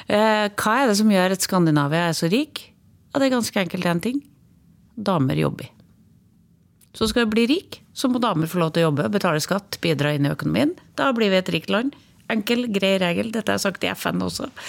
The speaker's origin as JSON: {"language": "Norwegian", "region": "Trøndelag", "country": "Norway", "also_born_or_lived": "Overhalla", "accent": "Trønder dialect", "moved": "as an adult", "lives_now": "Oslo, Norway", "said": "Jeg er en trønder inni. Dialekta mi får jeg ikke bort."}